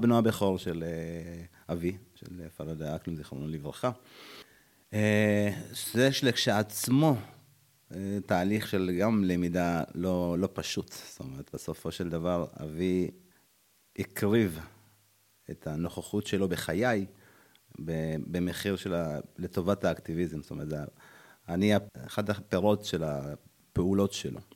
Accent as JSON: {"language": "Hebrew", "region": "Addis Ababa", "country": "Ethiopia", "tie": "born or raised there", "moved": "yes", "lives_now": "Israel"}